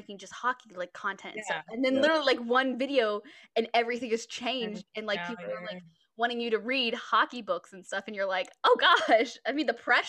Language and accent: English; Texas, United States; I'm from Texas